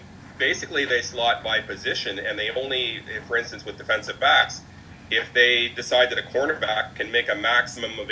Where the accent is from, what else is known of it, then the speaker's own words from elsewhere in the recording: Ottawa, Ontario, Canada; my hometown Ottawa Redblacks